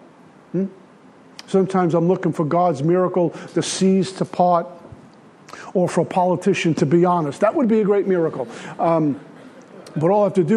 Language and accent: English; New York City, New York, United States; I grew up in Red Hook, Brooklyn